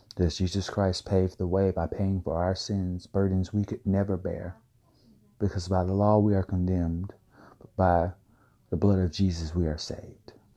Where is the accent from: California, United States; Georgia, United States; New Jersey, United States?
Georgia, United States; Valdosta; my hometown of Valdosta, Georgia